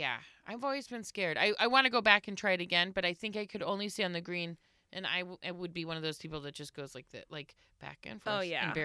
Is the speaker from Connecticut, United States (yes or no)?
no; Florida, United States; moved away as an adult; also born or lived in New York; I grew up in Florida.